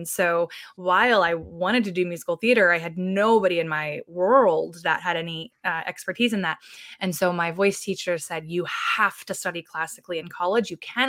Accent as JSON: {"language": "English", "region": "Tennessee", "country": "United States", "tie": "born or raised there", "said": "I use she, her pronouns. I was raised mostly in Tennessee."}